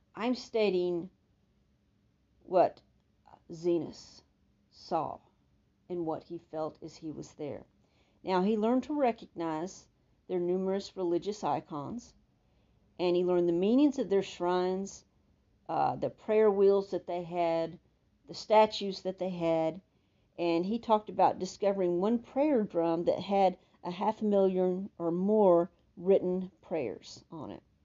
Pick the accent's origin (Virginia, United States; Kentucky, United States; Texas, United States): Texas, United States; accent: Texan; like a Texan